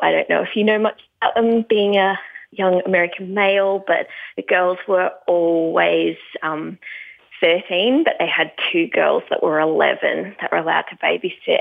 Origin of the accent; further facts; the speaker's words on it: Tasmania, Australia; moved away; also born or lived in California; I grew up in um, Tasmania. I'm not there now, so I'm happy to say that I grew up down in Tasmania